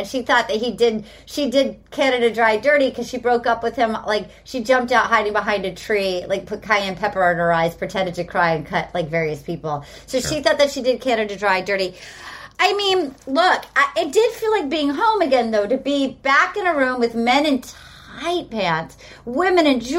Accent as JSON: {"language": "English", "town": "Little Compton", "region": "Rhode Island", "country": "United States", "tie": "born or raised there", "moved": "yes", "said": "I did bring Brian to my hometown of Little Compton, Rhode Island."}